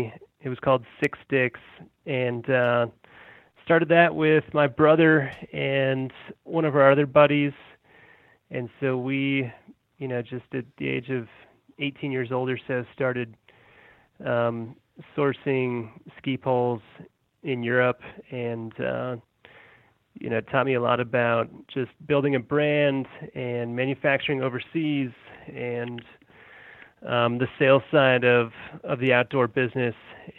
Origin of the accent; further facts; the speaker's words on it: Colorado, United States; also born or lived in Massachusetts; So I've lived here for almost 22 years. I was born in Massachusetts, and my family's from New England. And my parents moved me and my brother out to Colorado when we were little kids